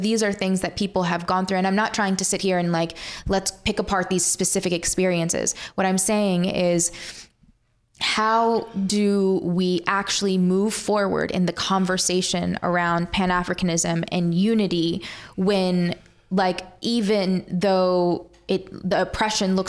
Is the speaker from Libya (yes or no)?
yes; Libya; I'm from Libya